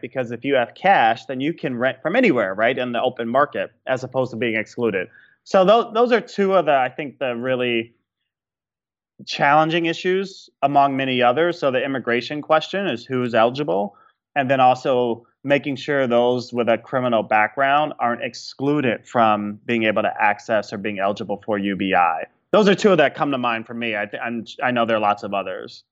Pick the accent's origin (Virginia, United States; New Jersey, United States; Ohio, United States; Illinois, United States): Illinois, United States; Chicago; my hometown of Chicago